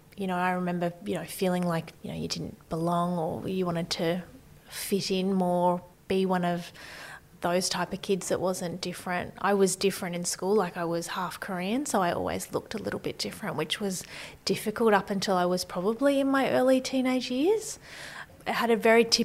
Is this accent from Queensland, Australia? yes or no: yes; Brisbane, Queensland, Australia; also born or lived in Maryborough, Queensland; So I was born in Maryborough, which is a little town in Queensland. I wasn't there for long, grew up in Brisbane